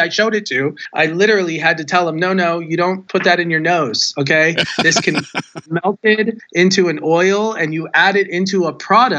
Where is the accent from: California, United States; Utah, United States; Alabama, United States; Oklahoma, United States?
California, United States; Southern; moved away as an adult; also born or lived in Providence, Rhode Island / New York / Colorado / Las Vegas, Nevada; I grew up in Southern California, which is really, you know, the epicenter of the cannabis culture.